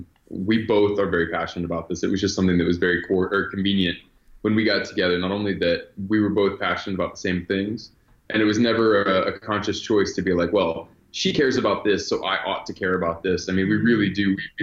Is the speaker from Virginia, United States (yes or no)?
yes; Virginia, United States; born there; So, I was born in Virginia and my family moved around a bit. We traveled quite a bit growing up.